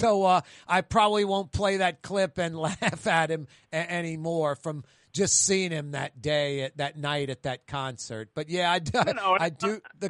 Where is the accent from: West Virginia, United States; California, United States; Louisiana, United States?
Louisiana, United States; New Orleans; I'm from New Orleans. So proud to stick your chest out when you're on a vacation that you're from New Orleans.